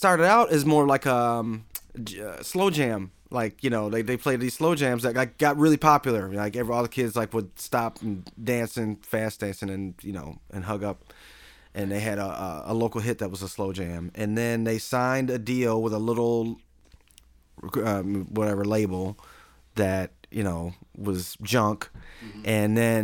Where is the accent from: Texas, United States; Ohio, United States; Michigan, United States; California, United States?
Michigan, United States; Flint; I'm from Flint, Michigan